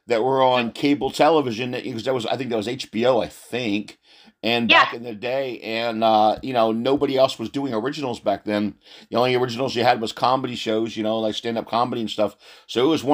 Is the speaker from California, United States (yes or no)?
no; outside of Philadelphia, East Coast, Pennsylvania, United States; I grew up on the East Coast outside of Philly